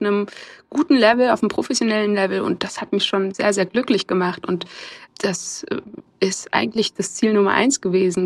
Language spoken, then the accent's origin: German; Germany; ich bin in Deutschland geboren, ist ja obvious, dass ich deutsch bin